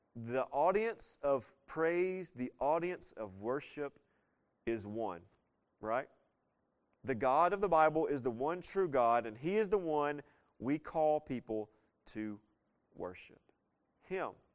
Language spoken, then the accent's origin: English; the South, United States; I was leaving the South